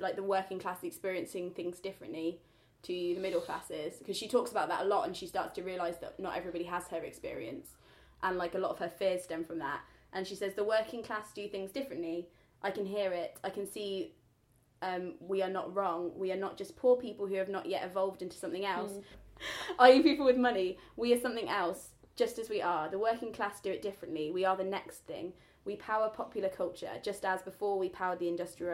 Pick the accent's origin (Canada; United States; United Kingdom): United Kingdom; the Midlands, England; I grew up in the Midlands, and I know that a lot of kids at my primary school were poorer than me